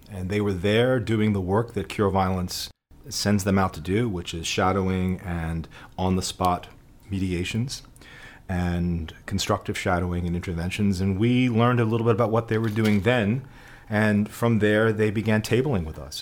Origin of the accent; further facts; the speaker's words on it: New York City, New York, United States; growing up in the Bronx